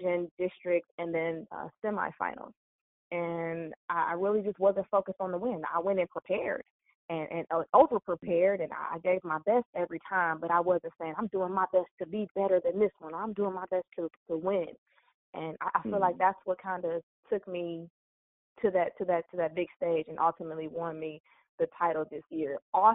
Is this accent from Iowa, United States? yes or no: no; Cleveland, Ohio, United States; moved away as an adult; now in Houston, United States; I'm from Cleveland, Ohio.